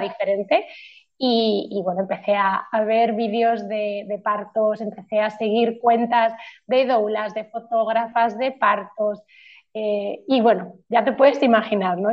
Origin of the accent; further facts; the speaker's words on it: Madrid, Community of Madrid, Spain; also born or lived in Poland; now in Tenerife, Spain; soy de Madrid, pero vivo en, Tenerife